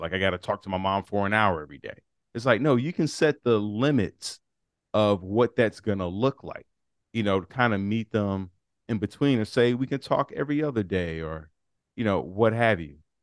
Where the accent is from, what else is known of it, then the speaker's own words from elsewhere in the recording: Chicago, Illinois, United States; I'm from Chicago